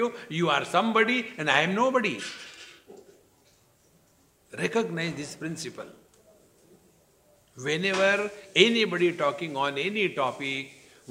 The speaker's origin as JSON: {"language": "English", "country": "India", "said": "In relation to the citizenship, I am Indian"}